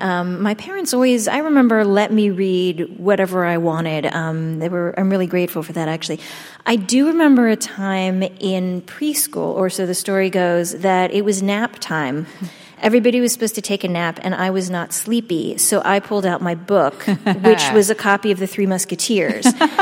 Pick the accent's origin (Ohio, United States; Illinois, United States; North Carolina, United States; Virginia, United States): Ohio, United States; Shaker Heights; Susan Orlean and I actually grew up in the same hometown. You did? We're both from Shaker Heights, Ohio.